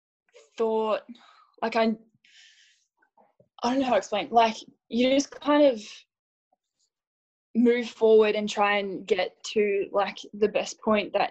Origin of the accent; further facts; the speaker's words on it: Melbourne, Victoria, Australia; also born or lived in Perth, Western Australia; So I grew up in Perth, and then we moved over to Melbourne when I was 8